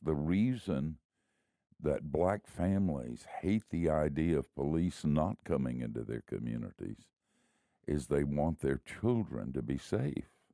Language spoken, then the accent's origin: English; the South, United States; also born or lived in Miami; I grew up in the South